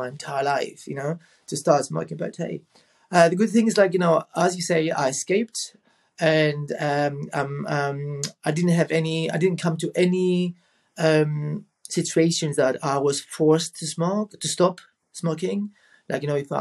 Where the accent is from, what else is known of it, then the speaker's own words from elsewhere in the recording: Rhodes, South Aegean, Greece; I was in my hometown in Rhodes